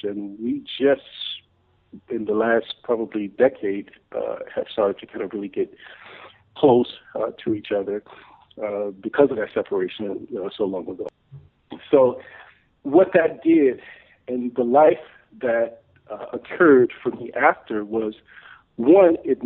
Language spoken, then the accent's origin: English; Memphis, Tennessee, United States; also born or lived in Chicago; I grew up in Memphis, Tennessee